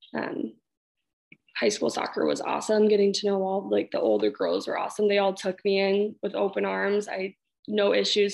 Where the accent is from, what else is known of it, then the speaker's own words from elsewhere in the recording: Hastings, United States; I grew up in Hastings, everything uh, from the get go